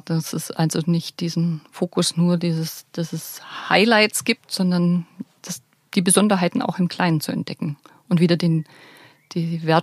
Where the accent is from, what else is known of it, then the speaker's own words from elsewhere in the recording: Bavaria, Germany; Ich baue da gerne einfach das auch ein, was, was ich als Allgäuer Wildkräuterführerin mit auf den Weg geben möchte.